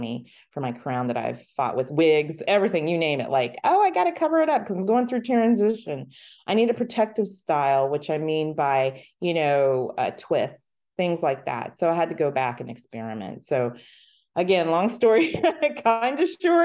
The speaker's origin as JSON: {"language": "English", "town": "Columbus", "country": "United States", "said": "I'm from Columbus, so we spent a lot of time at Charles Pinzone"}